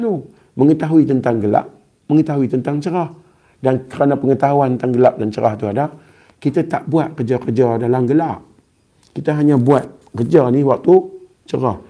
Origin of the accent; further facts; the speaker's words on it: Kedah, Malaysia; accent: Kedah; Saya orang Kedah. Jadi saya cakap Kedah.